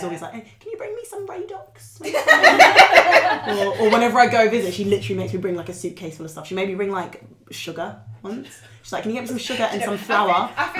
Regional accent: London, United Kingdom; moved away as an adult; also born or lived in Stoke-on-Trent; growing up in Northwest London, it was like so multicultural and it was just really nice.

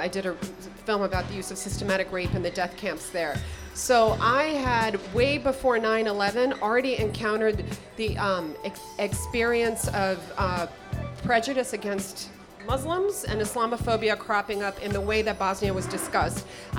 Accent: New York, United States; Being a New Yorker, and I was just like, I gotta find something to do.

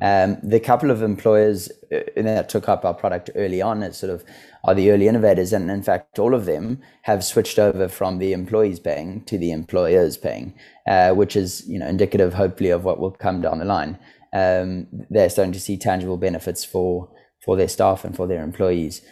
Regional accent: South Africa; moved away as an adult; also born or lived in Stellenbosch, South Africa; now in London, United Kingdom; I grew up in South Africa, as you said. I went to university in Stellenbosch.

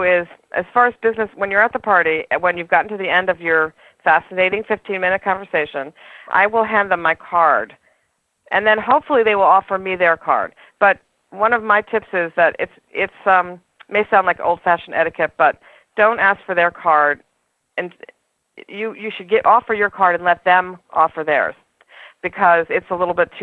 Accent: New York City, New York, United States; I'm a New Yorker

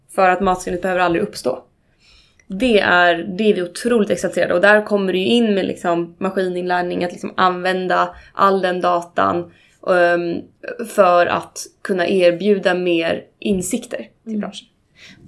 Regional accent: Uppsala, Uppsala County, Sweden; Jag är uppvuxen ute, ute, ute i skogen utanför Uppsala.

